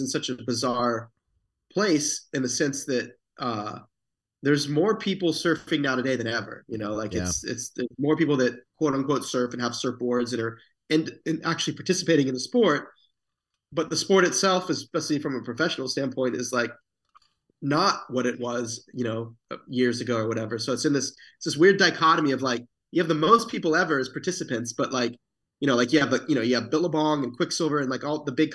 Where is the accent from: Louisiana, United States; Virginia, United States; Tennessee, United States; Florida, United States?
Florida, United States; Satellite Beach; I grew up in Florida, Satellite Beach